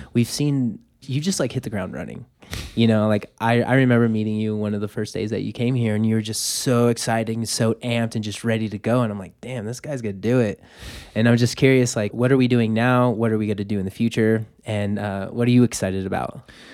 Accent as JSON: {"language": "English", "town": "Los Angeles", "region": "California", "country": "United States", "tie": "born or raised there", "moved": "yes", "lives_now": "Boulder, United States", "said": "I was born and raised in Los Angeles. I grew up in traffic"}